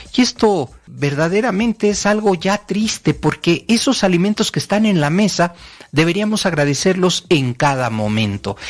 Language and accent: Spanish; Mexico; como latino, como mexicano